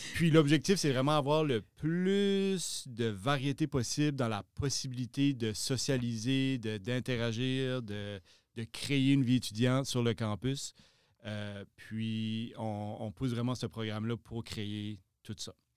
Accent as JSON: {"language": "French", "town": "Shippagan", "region": "New Brunswick", "country": "Canada", "tie": "born or raised there", "moved": "as an adult", "lives_now": "Moncton, Canada", "said": "originaire de Chipagan, dans le nord-est du Nouveau-Brunswick"}